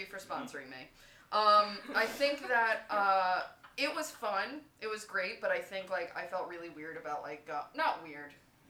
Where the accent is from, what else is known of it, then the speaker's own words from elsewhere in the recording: New York, United States; moved away; So I'm from New York.